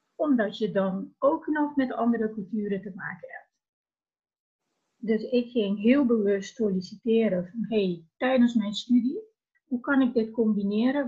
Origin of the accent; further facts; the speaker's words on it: Curaçao; now in Netherlands; vertrokken vanuit Curaçao. Mijn idee was, als ik me verder wilde ontwikkelen, eh, wil ik niet ergens blijven waar ik geboren ben